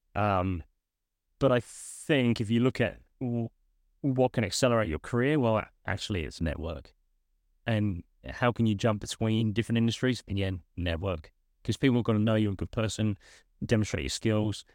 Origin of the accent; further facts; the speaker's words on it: United Kingdom; moved away as an adult; also born or lived in United States; now in Australia; I'm originally from the U K. That's where my phone accent comes from